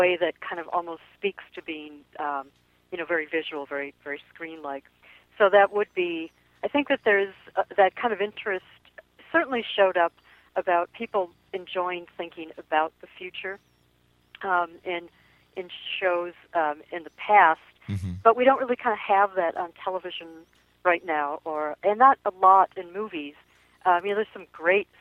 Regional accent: Minnesota, United States; I'm from Minnesota, and I think in some ways we are one of the poster states for political correctness.

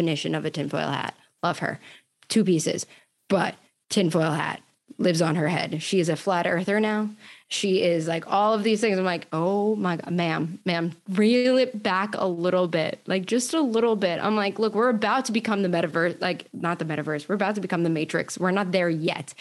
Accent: New York, United States; moved away as an adult; now in Florida, United States; I'm from New York

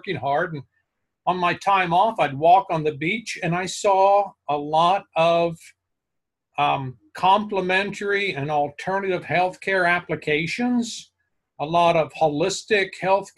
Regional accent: Amarillo, Texas, United States; moved away; I was raised in Amarillo, Texas

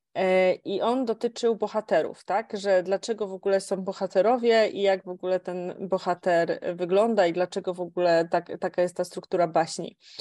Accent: Kielce, Świętokrzyskie Voivodeship, Poland; pochodzę z Kielc

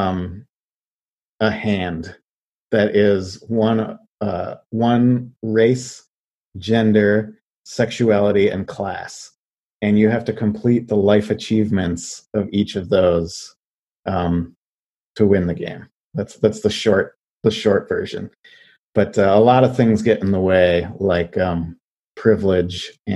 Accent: Western New York, United States; moved away; also born or lived in Buffalo, New York; I was born and raised in Western New York. And so I lived in Buffalo for a little while

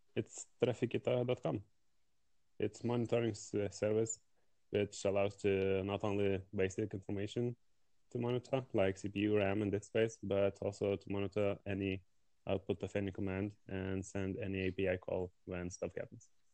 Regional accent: Lithuania; I'm from Lithuania.

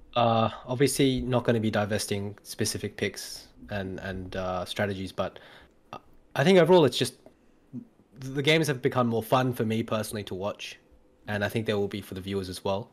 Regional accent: Australia; also born or lived in Korea; I grew up in Australia, and then obviously, uh, have a, have a Korean name on the side

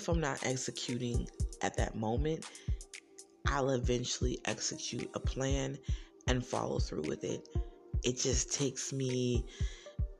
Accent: New Jersey, United States; some people just naturally call me … because I am from New Jersey.

